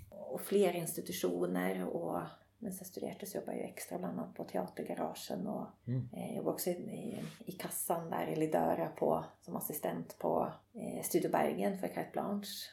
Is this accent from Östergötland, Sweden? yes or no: no; Nyköping, Södermanland, Sweden; also born or lived in Rauland, Telemark, Norway; Jag har växt upp i, eh, i Nyköping.